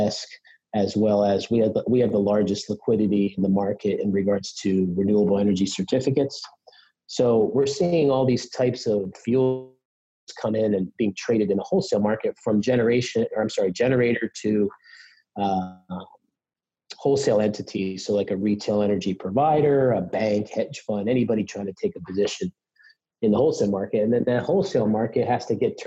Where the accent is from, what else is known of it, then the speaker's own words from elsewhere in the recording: Pennsylvania, United States; I'm from Pennsylvania